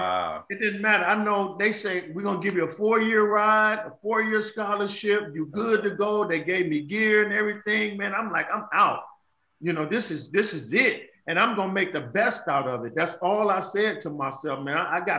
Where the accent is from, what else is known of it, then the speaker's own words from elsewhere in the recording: Chicago, Illinois, United States; I'm from the South Side Chicago.